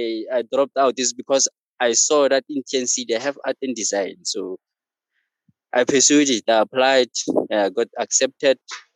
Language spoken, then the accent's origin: English; Troy, Mpumalanga, South Africa; also born or lived in Pretoria; I'm from Troy. It's a small place there in Mpumalanga.